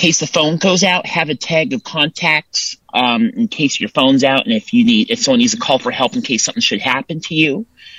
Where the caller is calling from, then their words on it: Templeton, California, United States; Templeton, California.